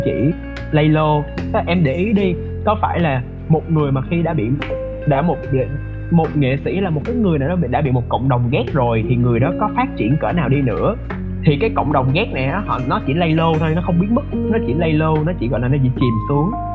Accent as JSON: {"language": "Vietnamese", "country": "Vietnam", "tie": "born or raised there", "moved": "as an adult", "said": "mình lớn lên ở Việt Nam background của mình là người Việt"}